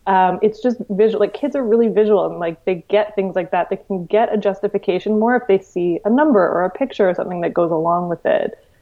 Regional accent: Victoria, British Columbia, Canada; Victoria, which is my hometown

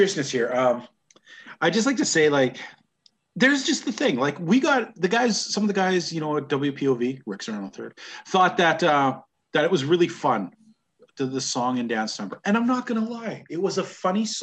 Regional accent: Canada

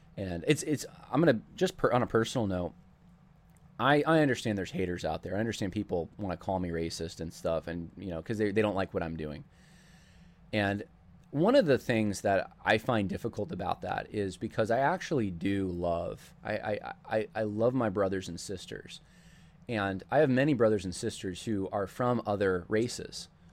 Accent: United States; From, from the United States

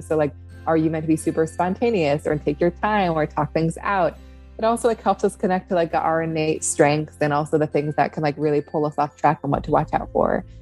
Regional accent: Seattle, Washington, United States; also born or lived in upstate New York; now in New York, United States; I grew up in Seattle. Um, in the city, my family's still there

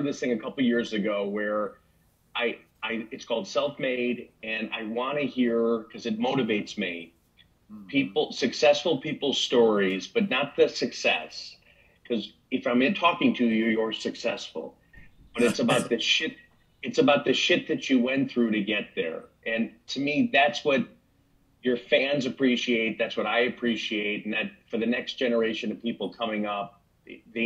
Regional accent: Chicago, Illinois, United States; I'm from Chicago

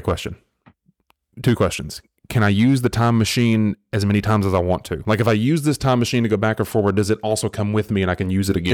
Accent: the South, United States; I was raised in the South

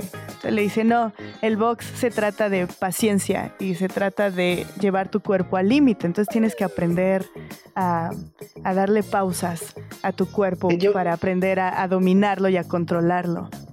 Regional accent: Mexico; los mexicanos entendemos la vida

